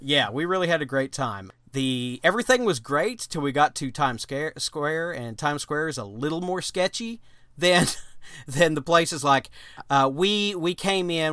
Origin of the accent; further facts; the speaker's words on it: Arkansas, United States; We we're from Arkansas